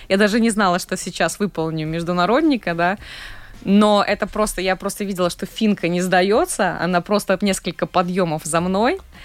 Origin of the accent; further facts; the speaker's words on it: Daugavpils, Latgale, Latvia; в моем родном городе, в Даугавпилсе